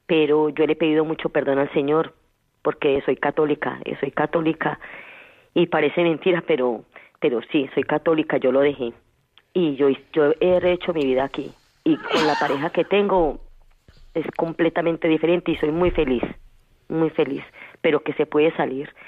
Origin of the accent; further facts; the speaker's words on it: Colombia; pero yo no soy de acá, yo entonces en mi país, pues eh, eso era ya no estaba tan joven. ¿De dónde es, dice? Ah, de Colombia.